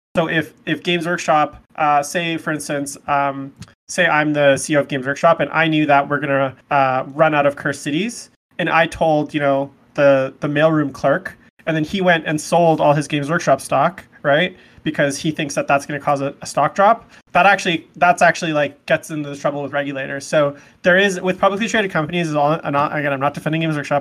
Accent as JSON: {"language": "English", "town": "Vancouver", "region": "British Columbia", "country": "Canada", "said": "I am from Vancouver, British Columbia in Canada, so I'm a good Canadian kid"}